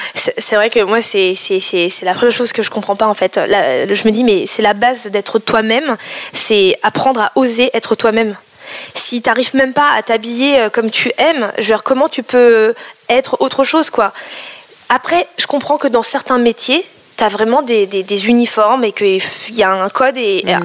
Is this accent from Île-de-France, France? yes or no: yes; Paris, Île-de-France, France; first language Cambodian; je suis née en France, à Paris, dans le 13e